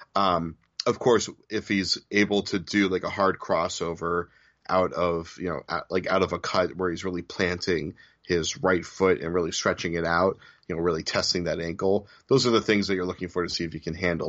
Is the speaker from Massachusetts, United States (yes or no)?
yes; Newton, Massachusetts, United States; down the street from where I grew up in Newton, Massachusetts